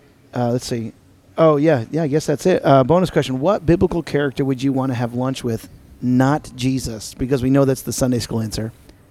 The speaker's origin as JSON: {"language": "English", "region": "New York", "country": "United States", "said": "I'm from New York, obviously."}